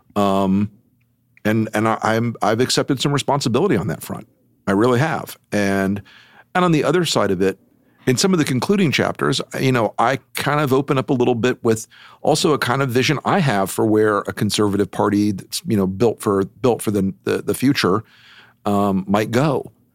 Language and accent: English; United States; as an American